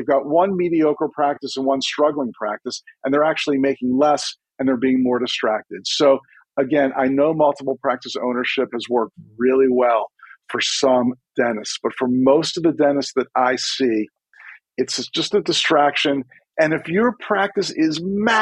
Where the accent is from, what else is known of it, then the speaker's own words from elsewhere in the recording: Maryland, United States; I'm from Maryland, which nobody's sure if we're a Southern state or a Northern state.